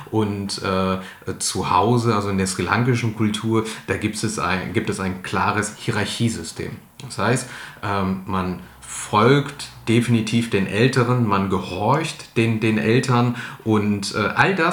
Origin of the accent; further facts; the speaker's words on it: Ratingen, North Rhine-Westphalia, Germany; Ich bin äh, geboren und aufgewachsen im Asylheim in Ratingen. 1987 äh, kam ich da zur Welt und habe die ersten neun Jahre meiner Kindheit dort verbracht.